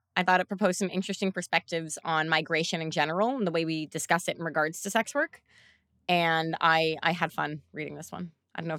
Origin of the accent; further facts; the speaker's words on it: Canada; we as a Canadian.